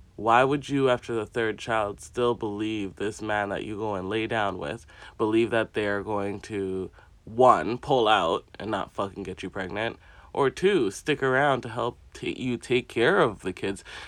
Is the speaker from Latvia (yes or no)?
no; Jamaica; assigned to me as a Jamaican